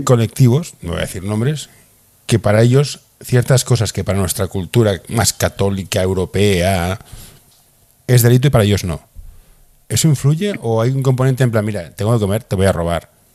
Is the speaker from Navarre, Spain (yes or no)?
no; Barcelona, Catalonia, Spain; yo soy de Barcelona